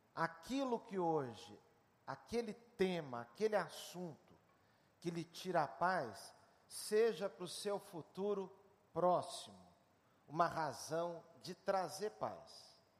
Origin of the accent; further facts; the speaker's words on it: Switzerland; moved away; minha infância na Suíça